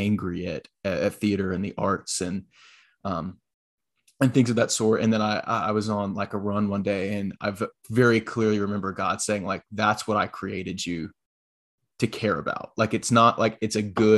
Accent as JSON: {"language": "English", "town": "Florence", "region": "South Carolina", "country": "United States", "tie": "born or raised there", "said": "I am originally from Florence, South Carolina"}